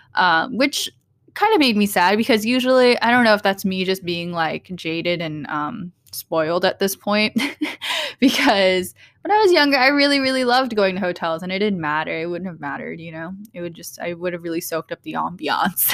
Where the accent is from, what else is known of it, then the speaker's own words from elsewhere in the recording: Portland, Oregon, United States; growing up in Portland